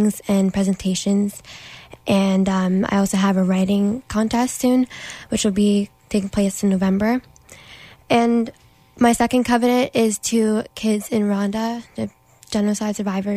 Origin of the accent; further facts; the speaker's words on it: Ottawa, Ontario, Canada; here in Canada, in Ottawa, because it's my hometown